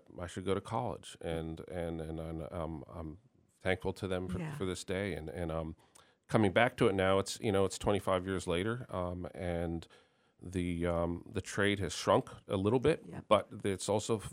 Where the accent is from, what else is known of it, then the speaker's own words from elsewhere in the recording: Northern Virginia, United States; moved away as an adult; also born or lived in Germany; now in Northampton, United States; my hometown in Northern Virginia